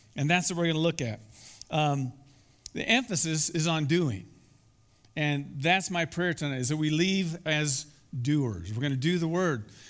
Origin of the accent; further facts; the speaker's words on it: Iowa, United States; moved away; I grew up in Iowa, and very close to where I live was the Skunk River.